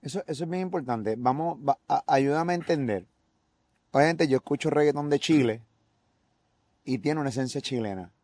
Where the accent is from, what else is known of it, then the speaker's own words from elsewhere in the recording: Puerto Rico; nosotros como puertorriqueños